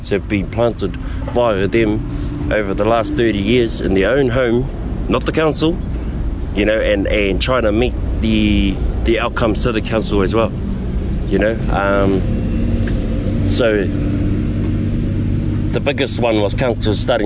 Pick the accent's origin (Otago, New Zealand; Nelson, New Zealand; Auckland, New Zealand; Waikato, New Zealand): Auckland, New Zealand; moved away as an adult; now in Te Awamutu, New Zealand; I'm born and raised in Auckland, in Aotearoa